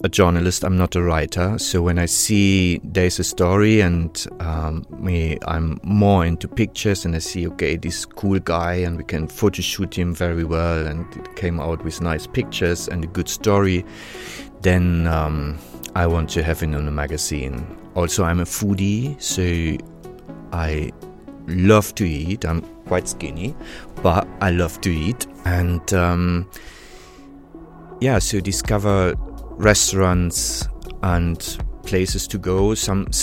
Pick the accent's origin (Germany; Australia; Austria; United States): Germany; Warstein, North Rhine-Westphalia; English is a second language; moved away as an adult; also born or lived in Bielefeld; I was born in Sauerland, in Warstein.